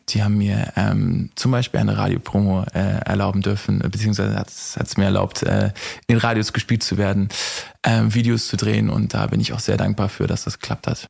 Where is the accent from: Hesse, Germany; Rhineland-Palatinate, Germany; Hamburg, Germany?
Hamburg, Germany; ich komme aus Hamburg